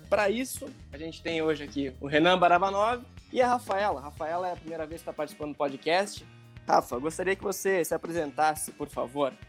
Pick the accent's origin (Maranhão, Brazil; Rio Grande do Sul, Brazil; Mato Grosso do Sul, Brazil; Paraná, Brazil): Rio Grande do Sul, Brazil; moved away as an adult; also born or lived in Rio de Janeiro; now in São Paulo, Brazil; eu sou do Rio Grande do Sul, tá? É, eu tô morando em São Paulo